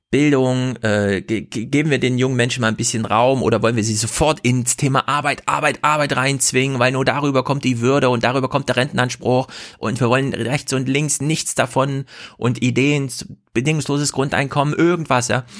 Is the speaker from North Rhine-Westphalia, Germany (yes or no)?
no; Thuringia, Germany; als Thüringer